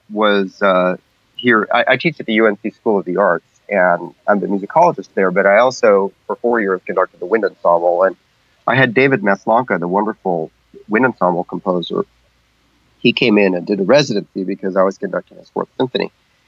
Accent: Amazon, Peru; I grew up in the Peruvian Amazon. My parents were medical missionaries taking care of indigenous people out in the jungle. So I grew up in the jungle

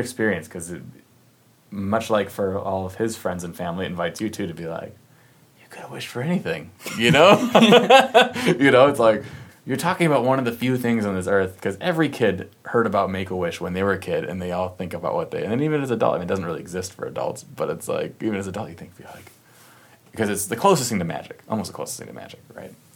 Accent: Minnesota, United States; we grew up in Minnesota

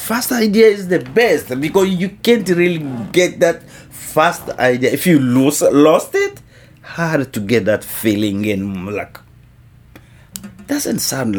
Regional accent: Kinshasa, DR Congo; We came from Kinshasa, and there was several bands from the Congo who was in Nairobi already.

